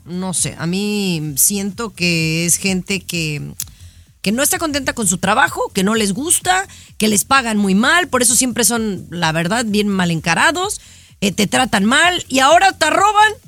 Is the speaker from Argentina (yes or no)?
no; Mexico; now in United States; sí soy mexicana y soy muy orgullosa